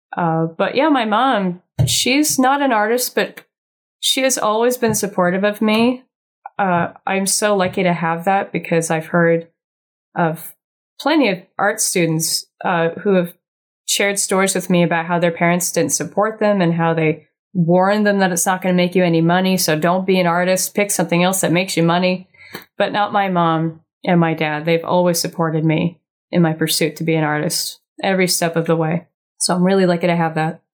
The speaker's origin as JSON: {"language": "English", "town": "Laguna Beach", "region": "California", "country": "United States", "tie": "born or raised there", "said": "I'm born and raised Laguna Beach, homegrown"}